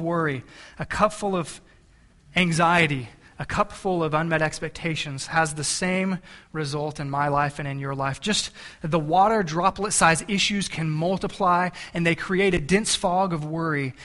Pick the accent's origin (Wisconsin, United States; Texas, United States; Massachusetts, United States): Texas, United States; South; I grew up in South Texas, right by the ocean